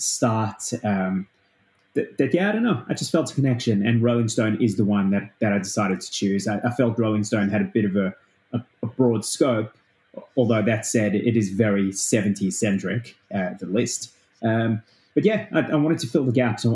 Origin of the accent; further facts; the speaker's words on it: South Africa; now in Australia; I didn't grow up in Australia. I grew up in South Africa. And when I moved to Australia